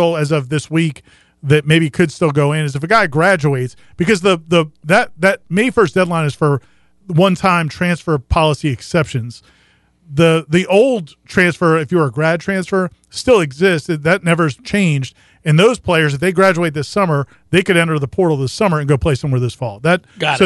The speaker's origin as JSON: {"language": "English", "region": "South Florida", "country": "United States", "tie": "born or raised there", "also_born_or_lived": "Baltimore, Maryland", "said": "when I was a kid, I was born in Baltimore. So when I moved to South Florida as a kid"}